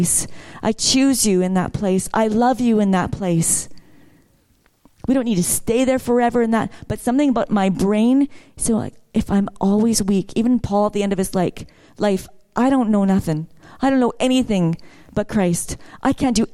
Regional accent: Vancouver, British Columbia, Canada; I grew up in Vancouver

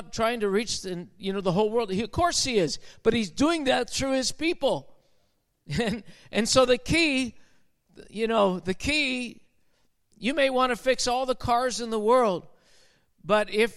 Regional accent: Canada; we're from Canada

